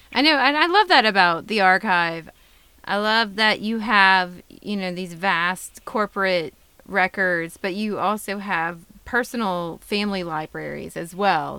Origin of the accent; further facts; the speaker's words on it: Lafayette, Louisiana, United States; I grew up here in Lafayette. I was born here in Lafayette